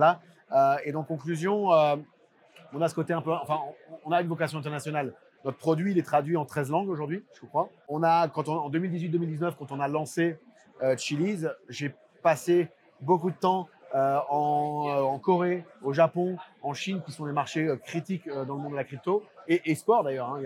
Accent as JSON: {"language": "French", "country": "France", "accent": "French", "said": "comme tu peux voir avec mon accent, je suis français."}